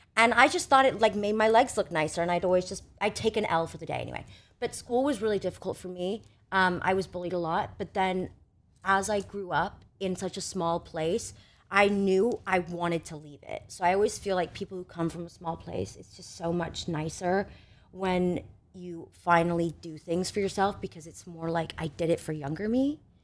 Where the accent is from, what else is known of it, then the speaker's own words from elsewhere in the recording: Annapolis, Maryland, United States; I grew up in Annapolis, Maryland, which is like a small town.